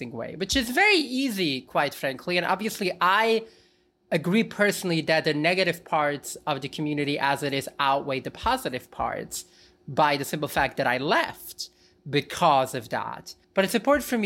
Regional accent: New York City, New York, United States; first language Yiddish; English is a second language; I grew up speaking only Yiddish, and well, I also studied Hebrew and even Aramaic. For all intents and purposes, English is my fourth language, and I grew up in New York City.

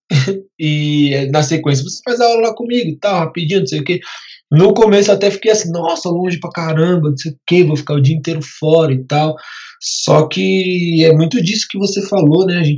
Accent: Guarulhos, São Paulo, Brazil; Sou de Guarulhos

